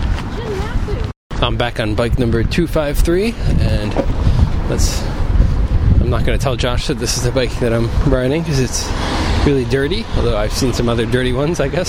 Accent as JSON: {"language": "English", "region": "East Coast", "country": "United States", "moved": "yes", "said": "I come from the East Coast"}